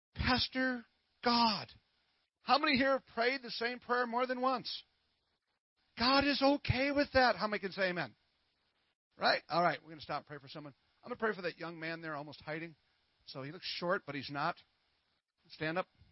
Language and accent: English; Minnesota, United States; now in Texas, United States; I'm from Minnesota